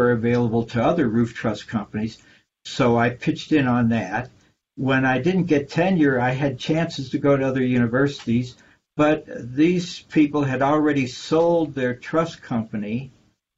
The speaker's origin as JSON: {"language": "English", "town": "St. Louis", "region": "Missouri", "country": "United States", "tie": "born or raised there", "said": "I grew up in St. Louis, Missouri"}